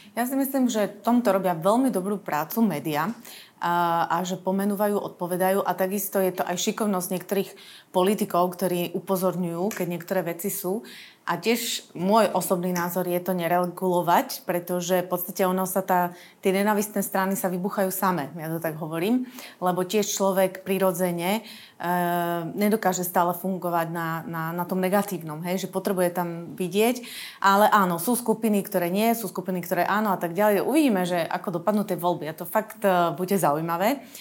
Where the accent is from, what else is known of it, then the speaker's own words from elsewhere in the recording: eastern Slovakia, Slovakia; now in Bratislava, Slovakia; Ja osobne som z východu